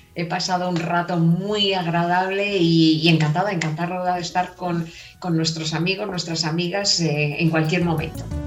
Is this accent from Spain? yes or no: yes; Valladolid, Castile and León, Spain; accent: castellana; also born or lived in Palencia; yo soy castellana, nacida en la provincia de, Palencia y he vivido en Valladolid toda mi vida